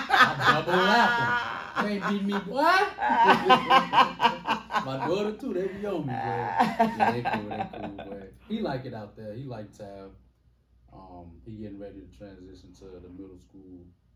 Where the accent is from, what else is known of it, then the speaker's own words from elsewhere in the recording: Kankakee, Illinois, United States; I'm from Kankakee.